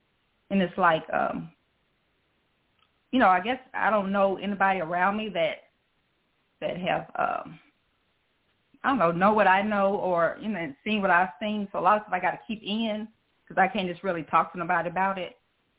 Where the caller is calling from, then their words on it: Senatobia, Mississippi, United States; I'm calling from Senatobia, Mississippi.